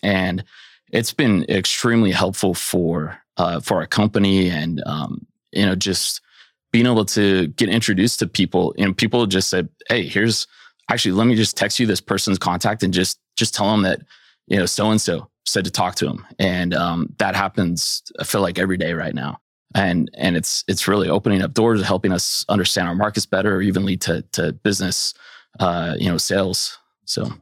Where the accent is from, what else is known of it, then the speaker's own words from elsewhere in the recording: Silicon Valley, California, United States; moved away as an adult; also born or lived in San Francisco; now in Bentonville, United States; I grew up in Silicon Valley